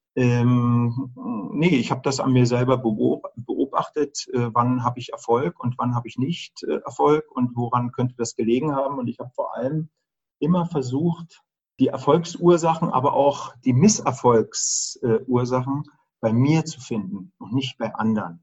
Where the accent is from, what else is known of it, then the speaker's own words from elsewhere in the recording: Germany; Also ich bin ja in der DDR groß geworden